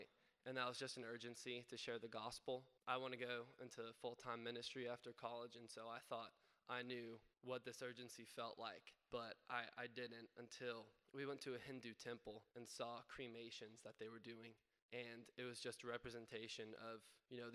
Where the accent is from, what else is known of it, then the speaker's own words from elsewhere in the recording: Orlando, Florida, United States; moved away as an adult; I'm a freshman from Orlando